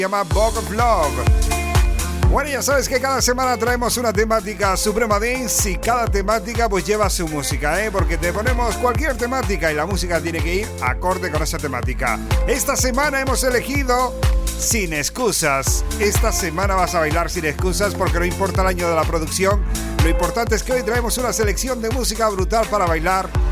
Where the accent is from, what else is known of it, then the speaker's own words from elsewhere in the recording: Canary Islands, Spain; llegamos los DJs 100% canarios